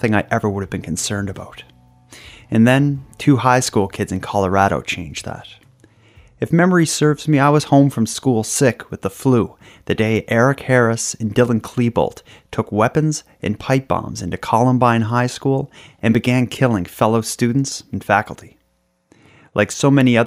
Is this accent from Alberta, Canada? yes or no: no; Halifax, Nova Scotia, Canada; I and the rest of Halifax's citizens